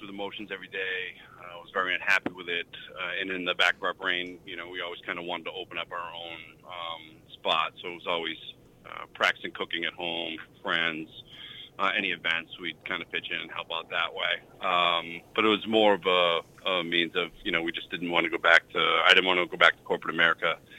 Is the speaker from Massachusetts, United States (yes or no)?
yes; Chelmsford, Massachusetts, United States; also born or lived in Westford, Massachusetts; So we grew up in Chelmsford. We both went to Chelmsford High School, and then we moved over to Westford in 2014